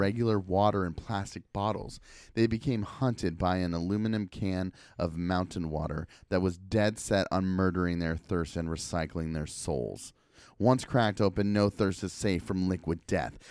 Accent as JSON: {"language": "English", "town": "Portland", "region": "Oregon", "country": "United States", "said": "I am from Portland, and I rep Portland."}